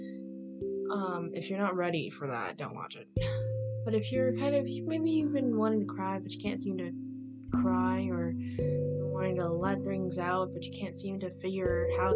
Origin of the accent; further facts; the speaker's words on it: United States; I am American, born and raised here, and have never left the country